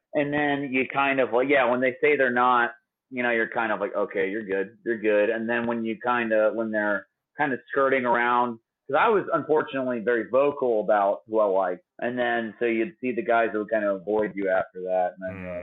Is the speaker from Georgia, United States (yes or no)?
yes; Atlanta, Georgia, United States; I'm from Atlanta. I've grown up around